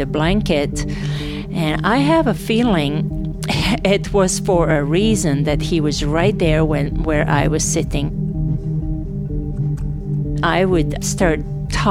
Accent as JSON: {"language": "English", "town": "Novi Sad", "region": "Vojvodina", "country": "Serbia", "tie": "born or raised there", "also_born_or_lived": "Sarajevo, Bosnia and Herzegovina", "second_language": "English", "moved": "as an adult", "said": "I am from Novi Sad"}